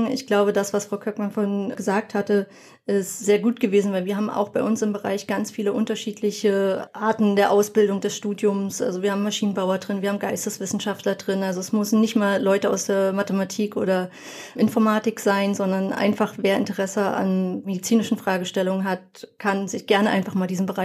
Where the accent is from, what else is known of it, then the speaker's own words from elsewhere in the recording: Berlin, Germany; now in Brandenburg, Germany; wohne mittlerweile in Brandenburg und die Versorgung auf dem Land ist halt wirklich nicht gut. Also ich komme vorher aus Berlin und dort war sie deutlich besser.